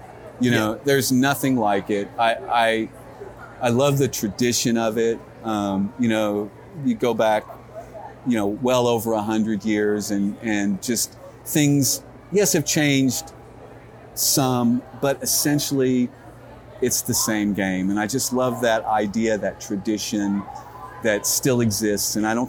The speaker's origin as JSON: {"language": "English", "region": "Missouri", "country": "United States", "tie": "born or raised there", "also_born_or_lived": "Dallas-Fort Worth, Texas", "moved": "yes", "said": "I was born in Missouri. Okay. Grew up there."}